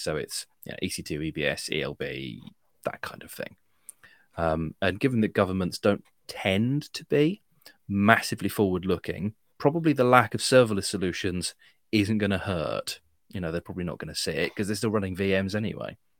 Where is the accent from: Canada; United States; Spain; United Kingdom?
United Kingdom; I'm British